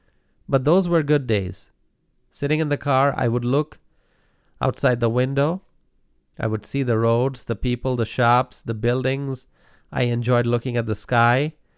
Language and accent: English; Dhaka, Dhaka Division, Bangladesh; Growing up in Dhaka, one of the most densely populated cities in the world, there was a lot to see and learn.